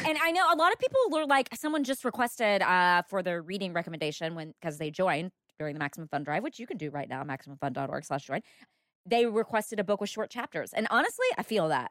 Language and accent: English; the South, United States; I'm from the South